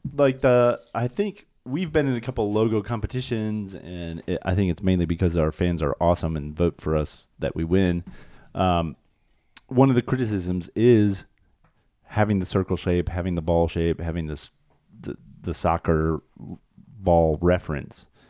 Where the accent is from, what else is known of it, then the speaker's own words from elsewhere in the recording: Minnesota, United States; I'm from Minnesota